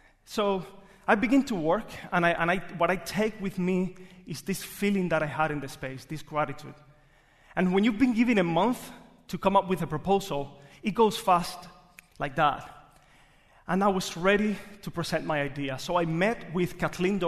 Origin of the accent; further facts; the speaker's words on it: Cuba; English is a second language; moved away as an adult; now in Jacksonville, United States; I was born in Cuba